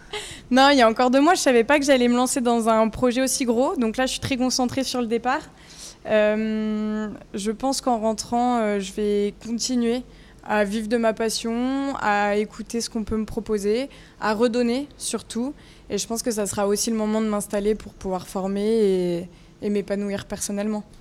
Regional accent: Vallée de Chevreuse, Île-de-France, France; je viens de la vallée de Chevreuse

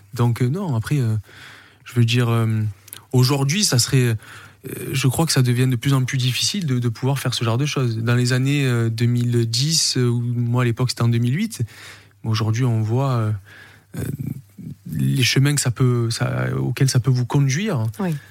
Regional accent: Saint-Victoret, Provence-Alpes-Côte d'Azur, France; also born or lived in Marignane / Corsica; je suis Marseillais, je suis, euh, je suis né à Marignane, j'ai grandi à Saint-Victoré, je suis du Sud

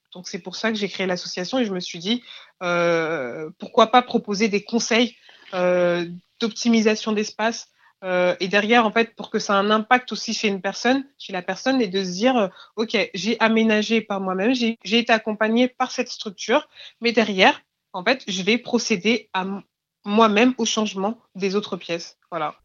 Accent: Clichy-sous-Bois, Île-de-France, France; j'ai grandi à Clichy-sous-Bois

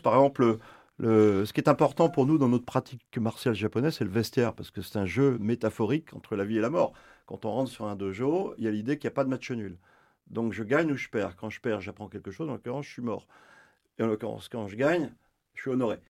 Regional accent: France; chez nous en France

